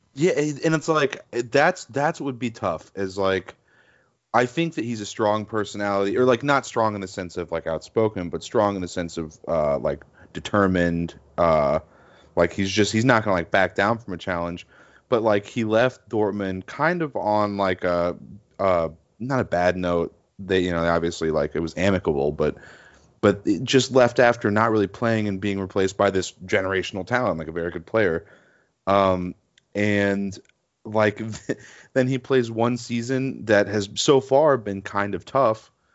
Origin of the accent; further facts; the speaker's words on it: United States; I'm American